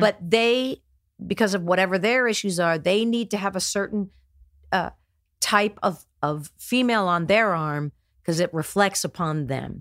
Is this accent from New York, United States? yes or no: no; New Jersey, United States; also born or lived in Houston, Texas; born and raised in New Jersey.